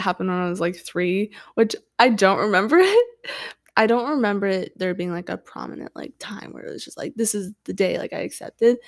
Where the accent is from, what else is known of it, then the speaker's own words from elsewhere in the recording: Washington / Idaho border area, United States; I've lived in that area my entire life, and, yeah, so I, I feel like I, like, live in Idaho and Washington 'cause I'm always going back and forth